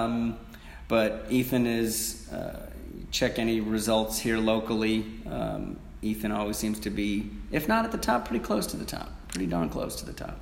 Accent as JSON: {"language": "English", "region": "New York", "country": "United States", "moved": "as an adult", "lives_now": "Knoxville, United States", "said": "we're both from New York"}